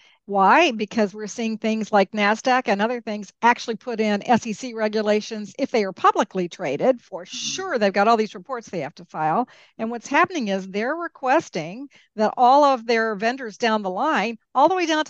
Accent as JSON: {"language": "English", "country": "Peru", "tie": "born or raised there", "also_born_or_lived": "Mexico", "said": "I grew up in Peru and Mexico. I didn't grow up in the United States."}